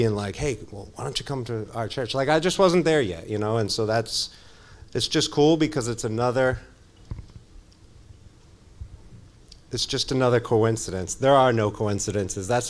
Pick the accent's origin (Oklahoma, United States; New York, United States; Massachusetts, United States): Massachusetts, United States; I grew up down in Mass